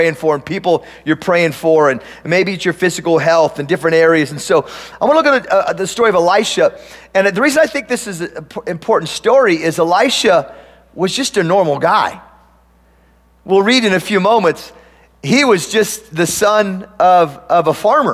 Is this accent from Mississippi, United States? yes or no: no; Tillamook, Oregon, United States; moved away; I grew up on a farm, and I grew up in Tillamook, Oregon.